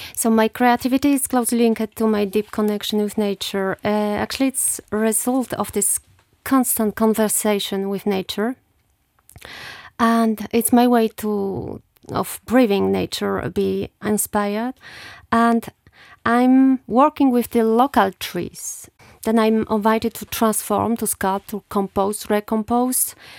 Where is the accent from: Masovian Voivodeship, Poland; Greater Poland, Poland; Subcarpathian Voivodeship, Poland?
Subcarpathian Voivodeship, Poland; Rzeszów; English is a second language; moved away; also born or lived in Luxembourg / France; I was born in Rzeszów, uh, nineteen seventy-eight, and I come from Sibierne. It's southeastern Poland